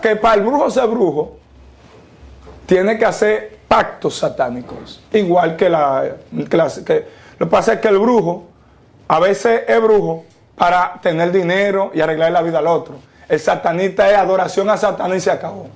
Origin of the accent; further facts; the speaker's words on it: Dominican Republic; soy nacido y criado en República Dominicana, claro está, con padres y madres haitianos